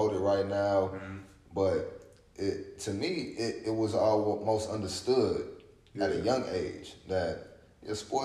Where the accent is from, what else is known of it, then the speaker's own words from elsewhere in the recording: St. Louis, Missouri, United States; moved away as an adult; also born or lived in Montreal, Canada; I grew up in St. Louis